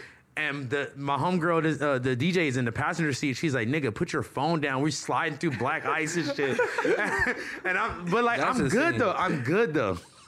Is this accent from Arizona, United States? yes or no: no; Hawthorne, California, United States; Growing up in Hawthorne was fun, bro.